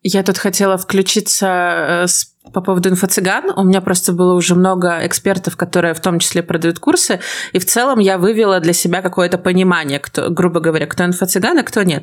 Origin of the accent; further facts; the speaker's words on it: Belarus; я белоруска